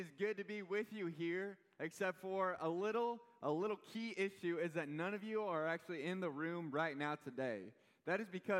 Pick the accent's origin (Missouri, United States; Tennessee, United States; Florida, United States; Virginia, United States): Missouri, United States; Kansas City; I'm from Kansas City.